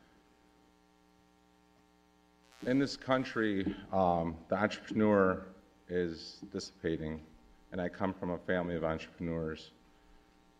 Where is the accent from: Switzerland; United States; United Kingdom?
United States; Detroit, Michigan; also born or lived in Bloomfield Hills, Michigan; I'm a kid from Bloomfield Hills, Michigan, and I was raised in Detroit